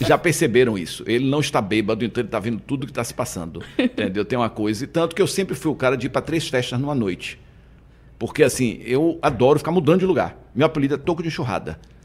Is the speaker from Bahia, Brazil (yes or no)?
yes; Salvador, Bahia, Brazil; Eu fui para Pituba com três anos de idade, né? Minha família morava na Piedade e veraneava na Pituba. Com três anos, minha mãe resolveu morar na Pituba. Então, minha infância foi uma delícia na Pituba